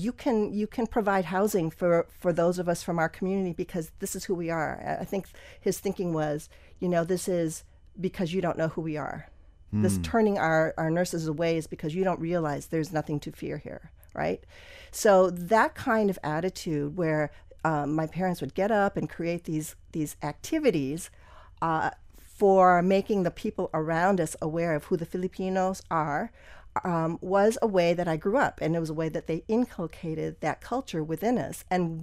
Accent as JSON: {"language": "English", "region": "Wisconsin", "country": "United States", "tie": "born or raised there", "also_born_or_lived": "Pennsylvania", "said": "I was born in Pennsylvania. My dad was a physician who moved around a lot. So we moved to like 7 different places before we settled in Wisconsin."}